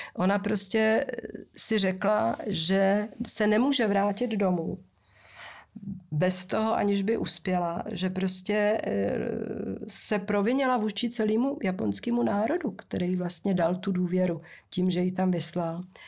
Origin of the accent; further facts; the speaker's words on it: Moravia, Czechia; když jsem jezdila u nás na Moravě dřevákem z Valmezu do Rožnova